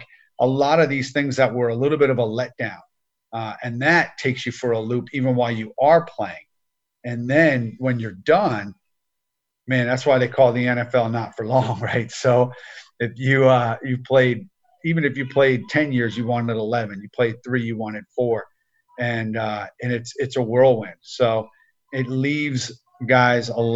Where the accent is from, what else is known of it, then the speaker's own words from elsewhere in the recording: New Jersey, United States; I grew up in New Jersey